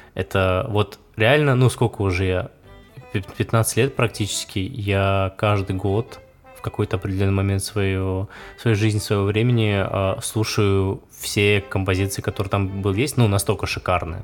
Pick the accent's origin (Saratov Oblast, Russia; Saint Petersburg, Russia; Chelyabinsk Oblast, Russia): Saratov Oblast, Russia; Saratov; в моем родном городе Саратове